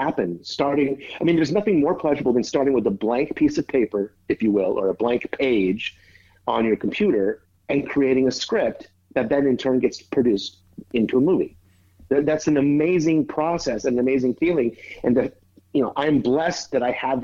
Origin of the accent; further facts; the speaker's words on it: Northern California, United States; moved away as an adult; now in Los Angeles, United States; I did theater in my hometown in Northern California. And then in the late 80s, I moved to Los Angeles to act